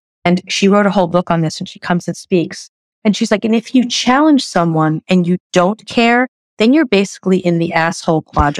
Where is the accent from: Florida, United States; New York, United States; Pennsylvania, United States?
New York, United States; I am blunt, but kind. I'm a New Yorker. I don't waste your time.